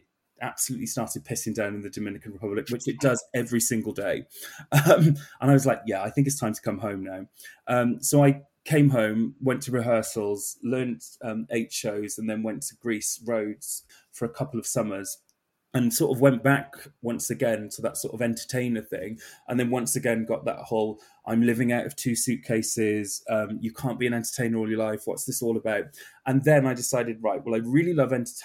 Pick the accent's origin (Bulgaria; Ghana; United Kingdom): United Kingdom; South Wales; now in London, United Kingdom; I'm originally from South Wales